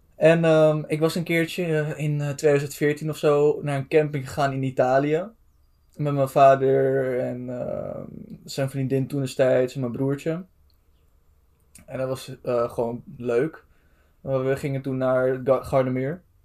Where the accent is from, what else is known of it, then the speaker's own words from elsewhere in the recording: Amsterdam, North Holland, Netherlands; wij komen uit Amsterdam, zo goed als